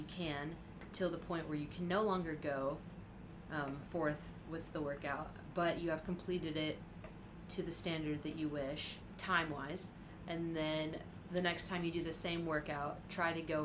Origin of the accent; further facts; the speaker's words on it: Siloam Springs, Arkansas, United States; I'm from Silent Springs, Arkansas